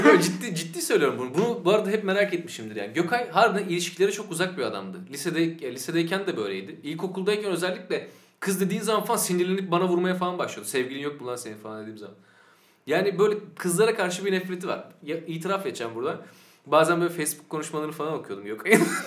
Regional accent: Sakarya, Turkey; now in Eskişehir, Turkey; biz hepimiz Sakaryalıyız

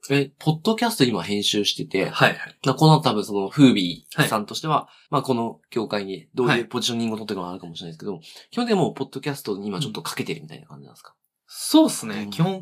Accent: Fukuoka, Japan; moved away; 俺特に福岡から来たんで

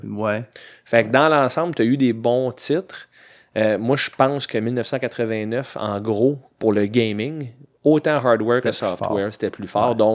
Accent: Quebec, Canada

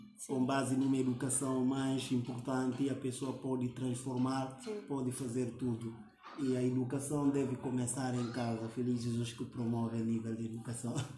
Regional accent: Guinea-Bissau

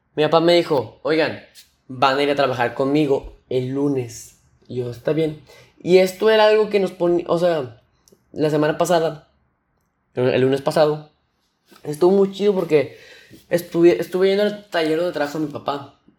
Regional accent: Nuevo León, Mexico; aquí yo soy de Nuevo León. Este, un estado de México

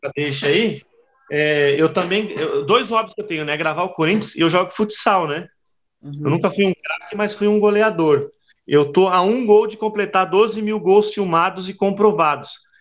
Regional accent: Brazil; Eu, eu sou brasileiro

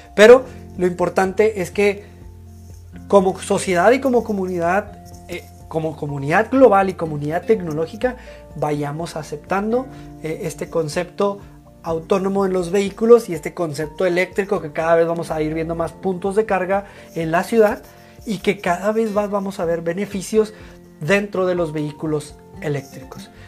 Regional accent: Mexico

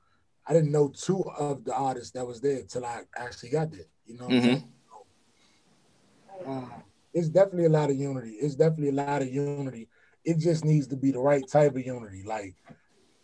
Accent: Washington, District of Columbia, United States; I'm from D.C.

